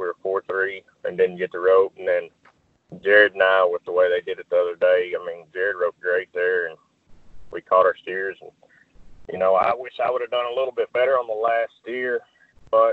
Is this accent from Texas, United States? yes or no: yes; Crockett, Texas, United States; also born or lived in Madisonville, Texas; I grew up in Crockett, Texas, and my mom lived in Madisonville